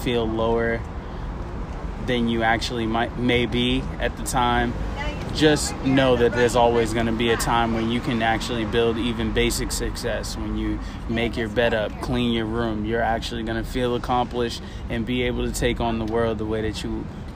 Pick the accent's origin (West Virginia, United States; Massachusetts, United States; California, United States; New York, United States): Massachusetts, United States; Boston; moved away as an adult; also born or lived in Las Vegas, Nevada; I'm originally from Boston